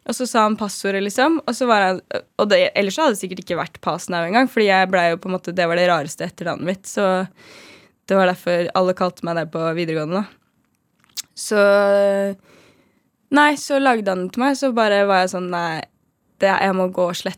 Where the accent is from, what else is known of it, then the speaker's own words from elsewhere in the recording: Trondheim, Trøndelag, Norway; now in Oslo, Norway; Og så i tillegg til at når jeg kom til Oslo fra Trondheim, så hadde vi jo ikke noe nettverk.